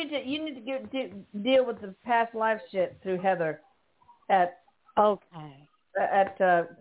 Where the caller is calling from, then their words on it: Florida, United States; I'm calling from Florida.